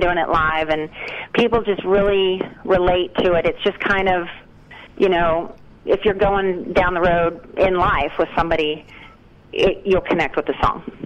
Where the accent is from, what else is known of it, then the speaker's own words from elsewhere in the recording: West Virginia, United States; moved away; I grew up in West Virginia, and I was like, as soon as I can move to Nashville, that's what I'm doing